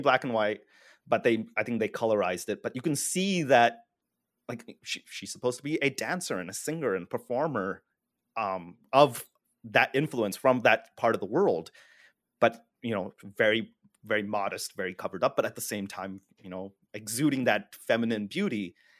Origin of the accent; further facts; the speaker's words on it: India; as an Indian